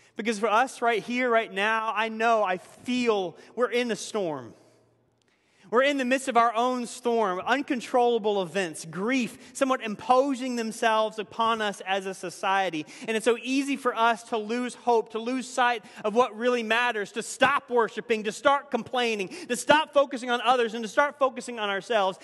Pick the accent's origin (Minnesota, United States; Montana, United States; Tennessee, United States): Tennessee, United States; moved away; my home state of Tennessee